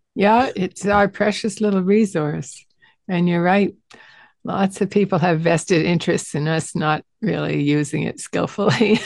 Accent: Western Canada, Canada; I'm a Canadian from Western Canada

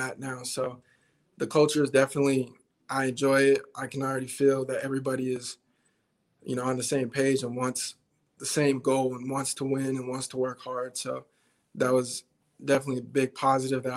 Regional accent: Twentynine Palms, California, United States; moved away as an adult; also born or lived in Albuquerque, New Mexico; now in Nebraska, United States; I was originally born in Albuquerque, New Mexico, and I have a lot of family in New Mexico. So we moved from New Mexico to California when I was, six or seven. And from then on, we just stayed in California

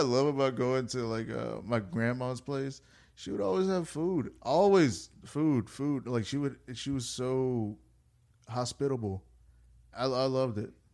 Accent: United States; I was born in America. I went to school in America. I grew up in America

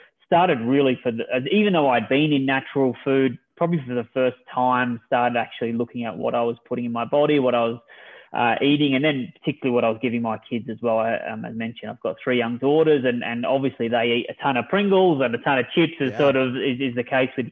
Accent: Australia; moved away as an adult; now in United States; I'm originally from Australia, moved to the US with my wife and my 3 daughters

